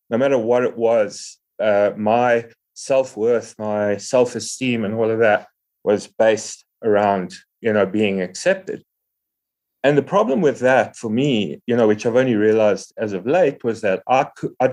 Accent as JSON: {"language": "English", "town": "Johannesburg", "region": "Gauteng", "country": "South Africa", "said": "I'm from Johannesburg in South Africa. We have a really, really cool recovery community here."}